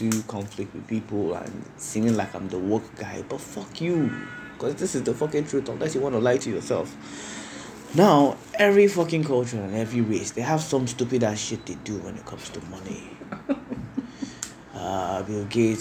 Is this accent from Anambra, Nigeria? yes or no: yes; Anambra, Nigeria; I'm from Anambra.